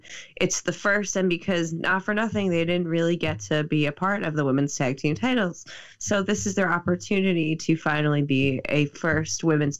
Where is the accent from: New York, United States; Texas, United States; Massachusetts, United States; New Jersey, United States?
New York, United States; Nassau County; growing up in Nassau County